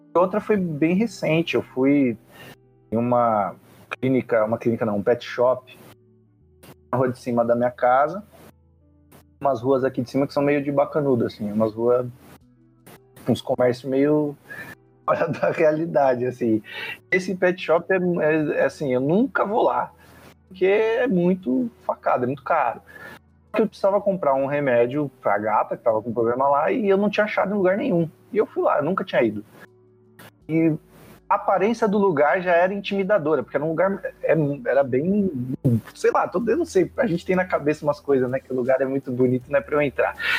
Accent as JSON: {"language": "Portuguese", "region": "São Paulo", "country": "Brazil", "said": "tenho 35 anos, de São Paulo, capital"}